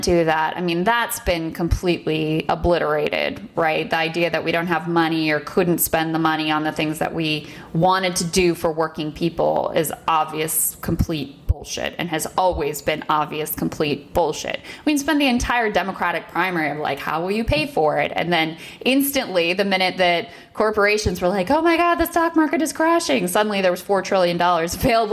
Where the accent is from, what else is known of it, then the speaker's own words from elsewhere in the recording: United States; as an American who, you know, does consider herself a patriot and has always lived in this country